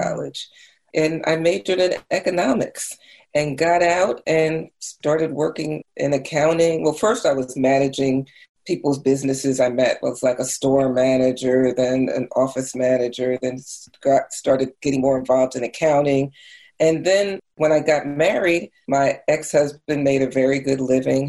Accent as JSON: {"language": "English", "region": "New Jersey", "country": "United States", "tie": "born or raised there", "said": "I grew up in New Jersey"}